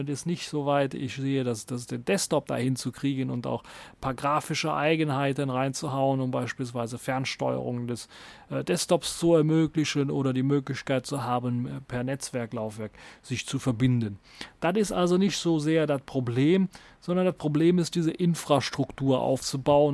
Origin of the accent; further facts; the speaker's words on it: Germany; bei uns in Deutschland